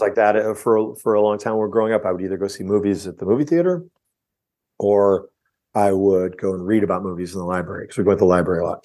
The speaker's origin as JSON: {"language": "English", "area": "outside of Chicago", "region": "Illinois", "country": "United States", "tie": "born or raised there", "said": "I grew up outside of Chicago"}